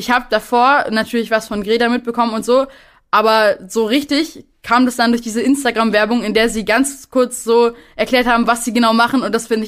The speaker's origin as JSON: {"language": "German", "region": "Berlin", "country": "Germany", "said": "Ich komme äh, auch hier aus Berlin."}